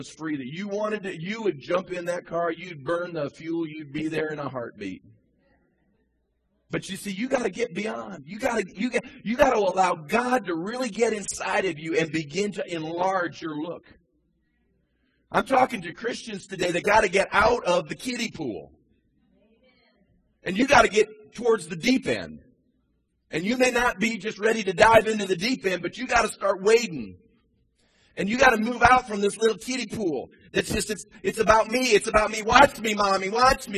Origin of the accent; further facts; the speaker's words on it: Midwest, United States; now in Charleston, United States; I grew up in the Midwest